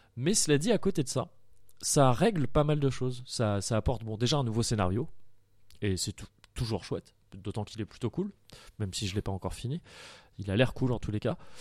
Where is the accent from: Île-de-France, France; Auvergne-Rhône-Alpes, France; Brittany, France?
Île-de-France, France; Paris region; now in Bordeaux, France; Je suis de Paris, de région parisienne à la base. Je suis arrivé à, Bordeaux